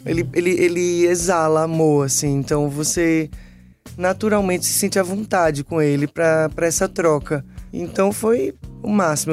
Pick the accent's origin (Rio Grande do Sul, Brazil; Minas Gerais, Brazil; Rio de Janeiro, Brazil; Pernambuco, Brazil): Pernambuco, Brazil; Recife; eu sou de Recife e a vida inteira eu tive empregadas domésticas que trabalharam lá na minha casa